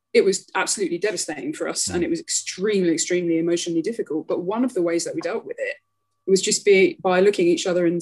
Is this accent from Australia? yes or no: no; London, United Kingdom; moved away as an adult; now in Chile; I grew up in North London in Harrow